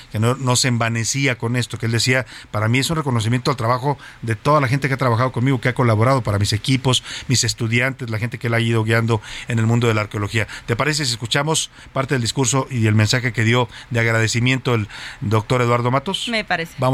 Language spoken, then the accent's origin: Spanish; Mexico; que es un redescubrimiento de muchas cosas como mexicano, al mismo tiempo que es una crítica mordaz también de nuestra identidad.